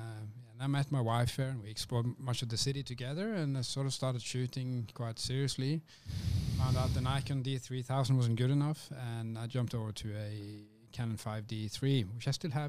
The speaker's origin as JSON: {"language": "English", "town": "Stavanger", "region": "Rogaland", "country": "Norway", "tie": "born or raised there", "also_born_or_lived": "Oslo, Norway", "moved": "yes", "said": "I'm from Norway, so I grew up on the west coast there in a town called Stavanger, which is like the oil capital of Norway. It's the town where they pull up all the oil from the ocean, so it's a very like rich community, you could say. But I lived in Oslo for 6 years as well, the capital"}